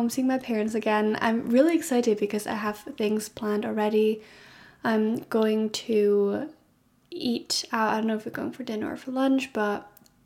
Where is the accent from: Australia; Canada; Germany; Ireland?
Germany; moved away as an adult; now in Scotland, United Kingdom; I study in Scotland and I'm originally from Germany. So I'm studying abroad and I moved abroad for this as well